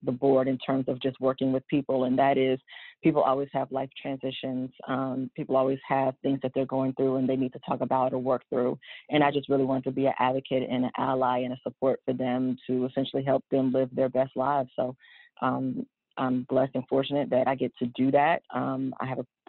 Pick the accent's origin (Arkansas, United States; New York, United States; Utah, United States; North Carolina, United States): North Carolina, United States; Charlotte; I am originally from Charlotte, born and raised.